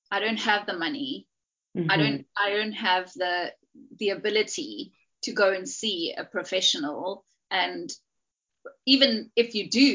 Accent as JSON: {"language": "English", "country": "South Africa", "moved": "yes", "lives_now": "United Kingdom", "said": "I'm South African, but now I live in the UK"}